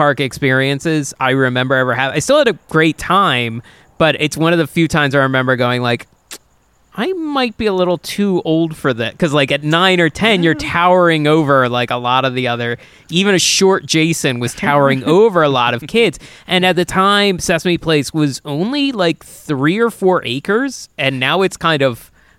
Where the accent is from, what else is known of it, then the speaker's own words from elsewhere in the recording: Delaware County, Pennsylvania, United States; I grew up in Delaware County